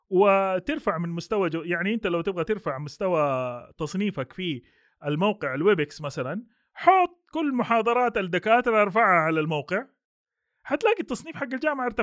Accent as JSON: {"language": "Arabic", "country": "Saudi Arabia", "said": "ما عندنا في السعوديه عندنا المرحله الثالثه والرابعه معتمده"}